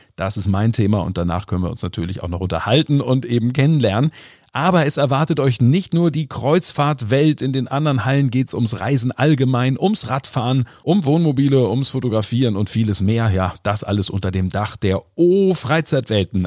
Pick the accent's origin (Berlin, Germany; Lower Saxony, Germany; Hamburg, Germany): Hamburg, Germany; wir Hamburger